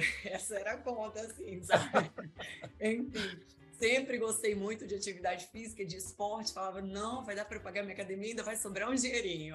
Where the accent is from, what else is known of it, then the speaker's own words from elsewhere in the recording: Vitória, Espírito Santo, Brazil; also born or lived in Serra, Espírito Santo; Eu sou nascida aqui em Vitória mesmo, sou filha de mineiro